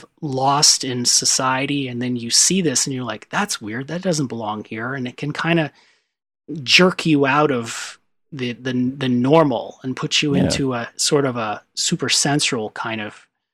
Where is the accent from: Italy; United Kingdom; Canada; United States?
Canada; I'm Canadian.